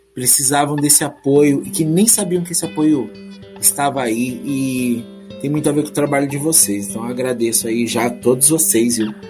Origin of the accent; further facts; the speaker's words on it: Southeast Brazil, Brazil; Eu também sou do Sudeste